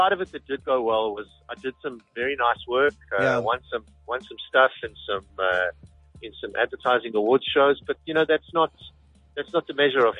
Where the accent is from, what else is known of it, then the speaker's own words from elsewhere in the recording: South Africa; moved away as an adult; also born or lived in United States; one of the things I found out about myself as a South African